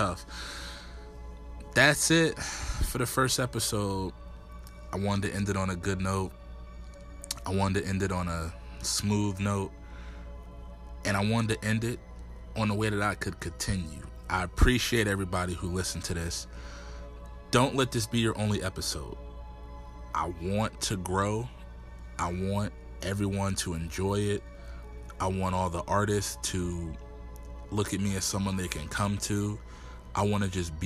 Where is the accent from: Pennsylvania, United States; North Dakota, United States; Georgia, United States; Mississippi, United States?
Pennsylvania, United States; Erie; I'm originally from Erie, Pennsylvania, 814 to Foe, 23rd and East Ave